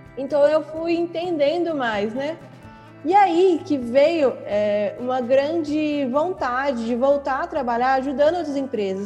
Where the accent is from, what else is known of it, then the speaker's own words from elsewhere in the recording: São Paulo, Brazil; moved away as an adult; now in Belo Horizonte, Brazil; Eu sou de São Paulo, vim pra cá pra trabalhar nele